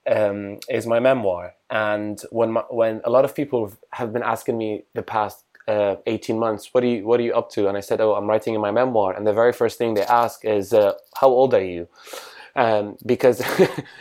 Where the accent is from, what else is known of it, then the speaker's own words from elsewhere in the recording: Damascus, Damascus Governorate, Syria; moved away as an adult; now in London, United Kingdom; I'm from Damascus, Syria. I live in London